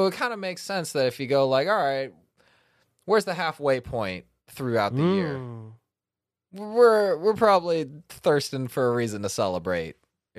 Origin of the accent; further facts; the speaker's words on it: United States; we're American.